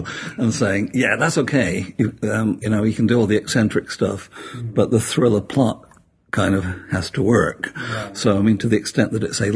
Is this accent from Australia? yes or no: no; Sheffield, Yorkshire and the Humber, United Kingdom; I was born in Sheffield, which is a steel town in the north of England. And as I grew up, the steel industry died.